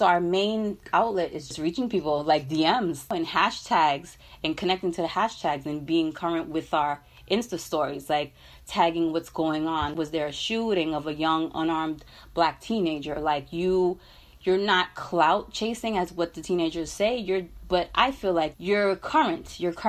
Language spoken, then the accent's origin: English; New York City, New York, United States; I was raised in Brooklyn, both parents of West Indian descent, Trinidadian.